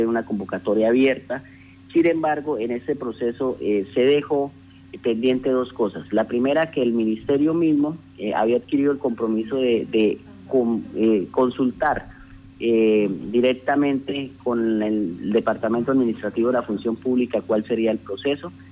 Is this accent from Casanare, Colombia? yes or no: yes; Casanare, Colombia; quienes somos hijos de Casanare